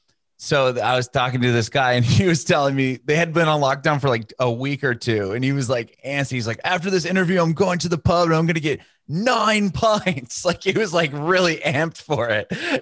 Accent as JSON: {"language": "English", "town": "San Diego", "region": "California", "country": "United States", "tie": "born or raised there", "moved": "yes", "lives_now": "Nashville, United States", "said": "I think I'm in Nashville now. I'm born and raised in California, in Southern California, San Diego."}